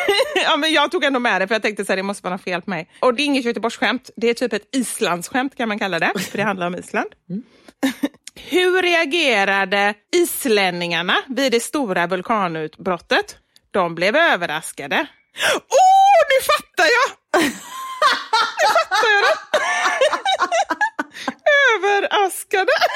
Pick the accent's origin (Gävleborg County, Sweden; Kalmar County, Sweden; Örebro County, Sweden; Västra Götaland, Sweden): Västra Götaland, Sweden; Gothenburg; jag som är göteborgare